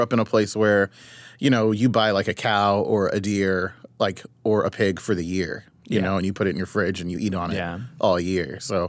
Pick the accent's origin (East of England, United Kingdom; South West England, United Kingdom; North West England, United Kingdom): East of England, United Kingdom; Ipswich; born there; So I was born in Ipswich, Suffolk, in the UK. My dad was a military person.